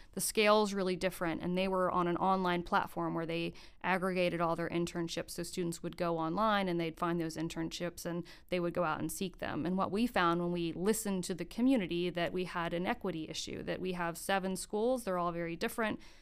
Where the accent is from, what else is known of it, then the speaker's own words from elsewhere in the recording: Gainesville, Florida, United States; moved away as an adult; now in Greensboro, United States; I grew up in Gainesville, Florida